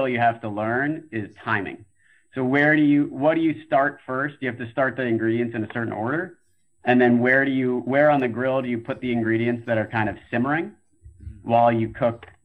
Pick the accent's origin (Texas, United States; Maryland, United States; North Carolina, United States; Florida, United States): Florida, United States; South; moved away as an adult; also born or lived in Philadelphia, Pennsylvania / New York; now in California, United States; I grew up in South Florida